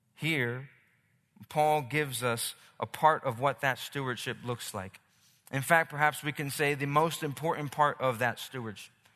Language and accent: English; Philadelphia, Pennsylvania, United States; now in Los Angeles, United States; I'm from Philly